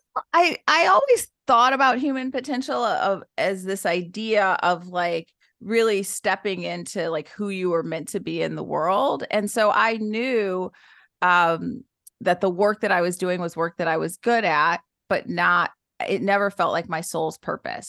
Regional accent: Detroit, Michigan, United States; I was born and raised in Detroit, Michigan to teenage parents

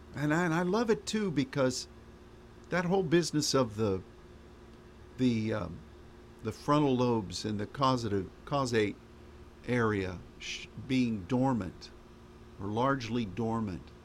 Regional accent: United States

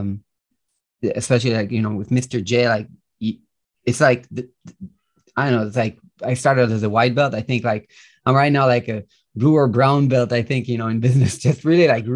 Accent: Israel; English is a second language; also born or lived in Minneapolis, United States; I reside in Israel. That's where I was born and raised. I lived 3 years in the US, by the way. I don't know if you guys know this, but I lived 3 years in Minneapolis. That's where I got my English as a kid

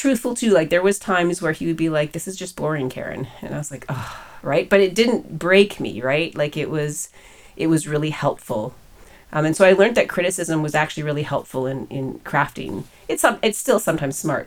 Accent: Winnipeg, Manitoba, Canada; moved away as an adult; now in Waterloo, Canada; we came back because Preston got a job back in Canada, in Winnipeg, in fact. And so we moved back to my hometown

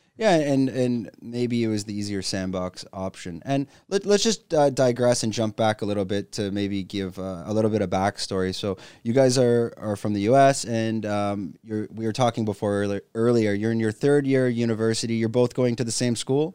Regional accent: Canada; moved away as an adult; now in Phuket, Thailand; I'm a Canadian expat living in Phuket, Thailand

